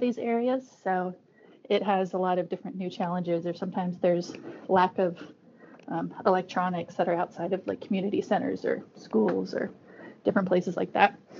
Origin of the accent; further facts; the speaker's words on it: Alaska, United States; we're all from Alaska, so indigenous of different Arctic communities